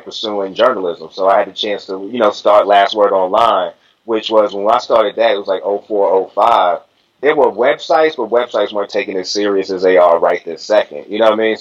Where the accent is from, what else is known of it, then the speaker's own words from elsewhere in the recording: Boston, Massachusetts, United States; Boston, Massachusetts, you know, like I say, through and through, that was born and raised